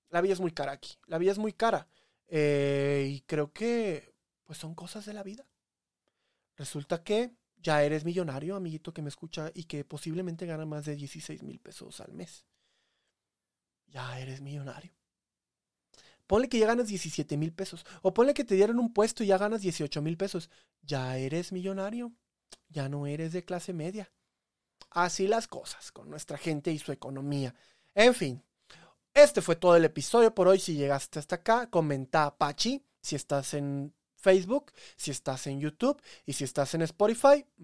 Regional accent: Veracruz, Mexico; Me crié en Veracruz, pero yo sé de todo.

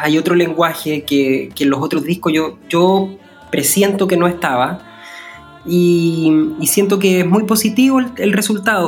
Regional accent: Chile; como persona chilena

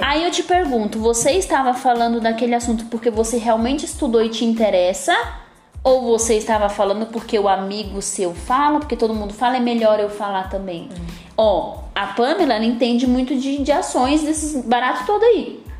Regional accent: São Paulo, Brazil; also born or lived in Raposo Tavares, São Paulo; eu vim da periferia, eu nasci no Capão Redondo, tá? Eu nasci no Capão Redondo, eu estudei em escola pública a vida toda e hoje eu moro num bairro melhor. Eu moro na Zona Oeste de São Paulo

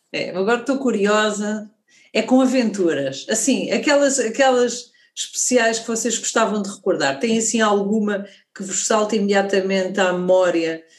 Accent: Portugal; nós não, não deixamos de não sentir, ah, enquanto portugueses

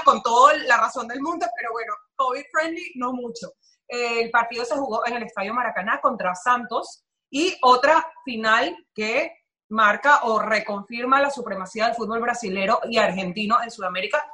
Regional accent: Venezuela; now in Miami, United States; íbamos hablando normal, como tres venezolanos

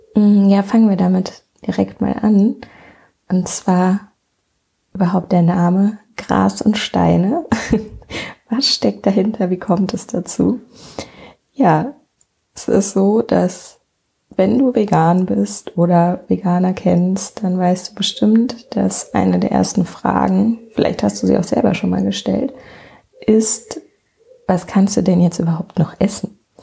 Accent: near Bonn, North Rhine-Westphalia, Germany; ich komme aus der Nähe von Bonn

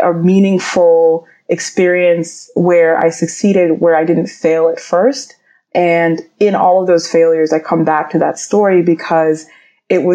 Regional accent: Atlanta, Georgia, United States; I grew up in Atlanta, Georgia. My family's from Nigeria

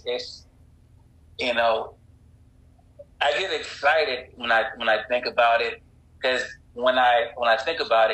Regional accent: North Carolina, United States; I'm from North Carolina

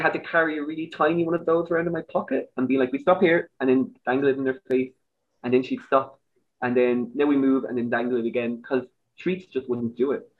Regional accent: Dublin, Leinster, Ireland; accent: Irish; moved away as an adult; now in Germany; I'm from Dublin

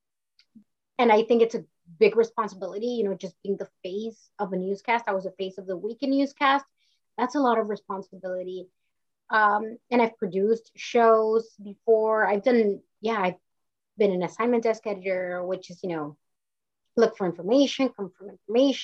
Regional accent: Mission, Texas, United States; moved away as an adult; now in California, United States; grew up in the Valley in South Texas, and everybody's Hispanic, everybody's Mexican-American

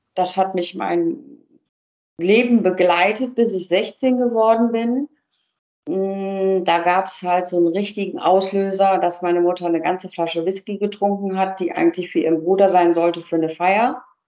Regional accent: Cologne, North Rhine-Westphalia, Germany; Ich bin, bin Kölnerin

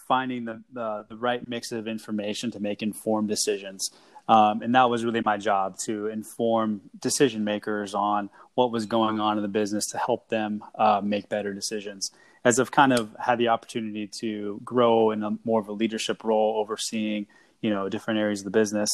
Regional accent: Seattle, Washington, United States; I had a chance to move home to work for the Sounders again

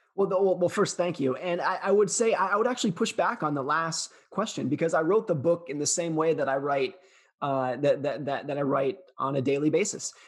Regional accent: California, United States; I grew up most of my life around and in the Lake Tahoe area of California.

